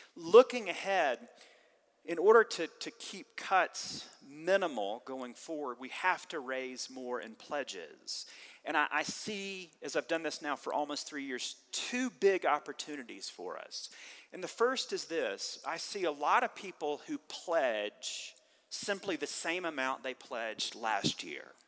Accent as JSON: {"language": "English", "region": "the South", "country": "United States", "tie": "born or raised there", "said": "Growing up in the South"}